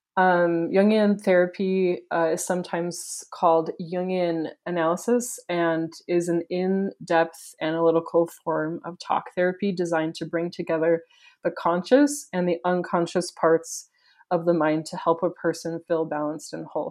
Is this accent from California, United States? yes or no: no; Wisconsin, United States; now in Provo, United States; I grew up in Wisconsin, but my family is from, Provo, my parents are from here